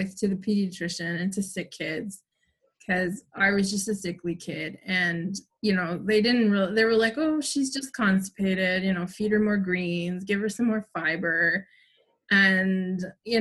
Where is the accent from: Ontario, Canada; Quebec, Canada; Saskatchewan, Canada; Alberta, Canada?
Ontario, Canada; Toronto; I was born in Toronto at St. Mike's, and I grew up in Toronto in Queen West neighborhood in the 80s